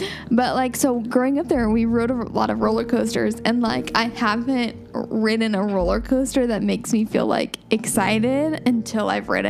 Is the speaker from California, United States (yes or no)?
no; Cincinnati, Ohio, United States; moved away; So growing up in Cincinnati